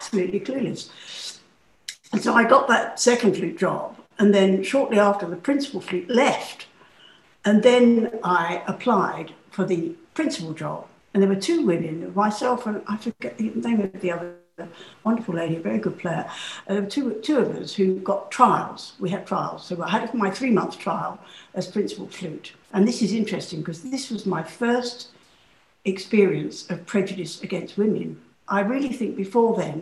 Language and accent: English; London, United Kingdom; moved away as an adult; And I am a Londoner. I was born in London. I was born in Kentish Town. So I longed to be back in my hometown.